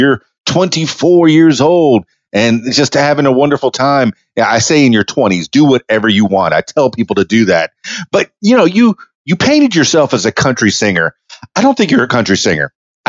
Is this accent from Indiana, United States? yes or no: yes; Indianapolis, Indiana, United States; So, all right, growing up in Indianapolis, I know that there's snow there.